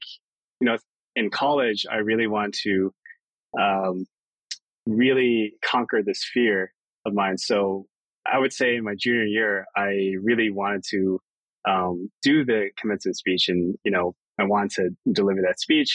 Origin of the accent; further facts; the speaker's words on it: Maryland, United States; moved away as an adult; growing up in Maryland was great. My entire family lived there